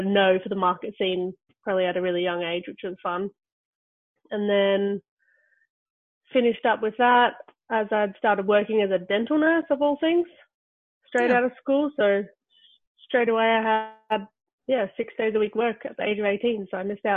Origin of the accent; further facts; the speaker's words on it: Australia; moved away as an adult; also born or lived in London; being Australian